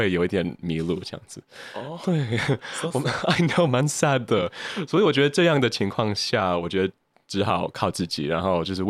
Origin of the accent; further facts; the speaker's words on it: United States; 别忘我们是美国人。